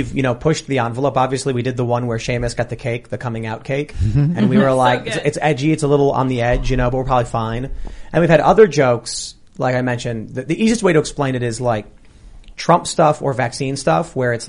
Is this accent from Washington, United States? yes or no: no; Chicago, Illinois, United States; I grew up in Chicago, completely urban, secular, atheist, liberal